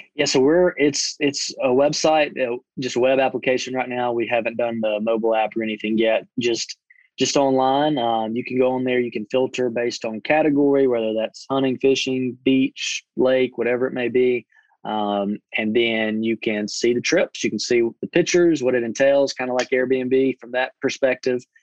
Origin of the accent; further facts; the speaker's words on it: Butler, Alabama, United States; I grew up in Butler, Alabama, small little town